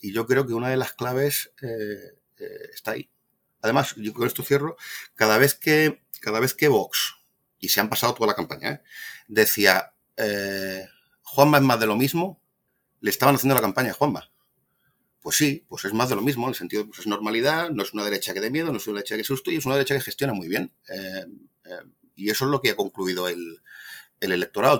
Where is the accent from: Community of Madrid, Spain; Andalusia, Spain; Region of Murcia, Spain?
Andalusia, Spain; yo soy andaluz